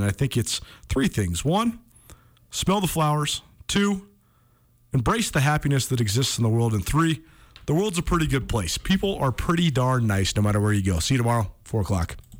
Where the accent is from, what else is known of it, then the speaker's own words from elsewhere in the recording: Missoula, Montana, United States; I grew up in Missoula and I went to Hellgate Elementary